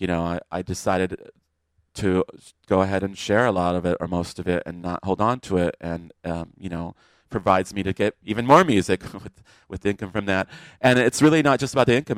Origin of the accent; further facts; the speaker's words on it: California, United States; accent: California; also born or lived in Cuba / Miami; I grew up in California, basically. That's why I had the California fag accent.